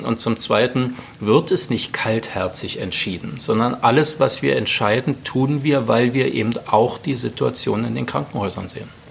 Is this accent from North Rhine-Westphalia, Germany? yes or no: no; Berlin, Germany; Wohnung in Tempelhof. Ich fühle mich da richtig zu Hause. Das ist meine Heimat